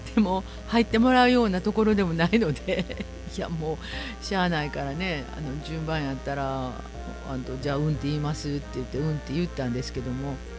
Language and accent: Japanese; Kansai, Japan; 関西人なので、節分ですね。